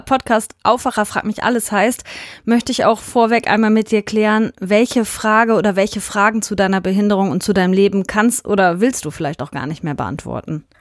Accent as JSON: {"language": "German", "town": "Hünxe", "region": "North Rhine-Westphalia", "country": "Germany"}